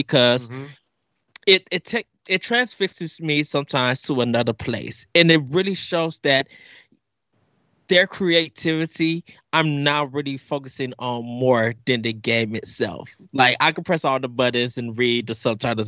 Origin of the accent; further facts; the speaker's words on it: North Chicago, Illinois, United States; I'm from North Chicago, Illinois.